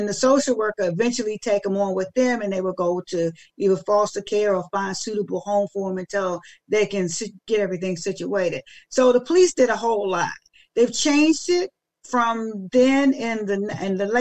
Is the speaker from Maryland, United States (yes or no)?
yes; Maryland, United States; I'm from Maryland, but yeah, but then I only live like 40 minutes outside